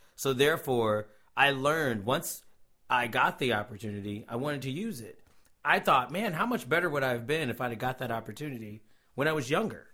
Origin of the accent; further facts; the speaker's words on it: Cincinnati, Ohio, United States; moved away as an adult; now in Tulsa, United States; I am originally from Cincinnati, Ohio, um, the great state of Ohio. Um, moved to Tulsa, Oklahoma, around two thousand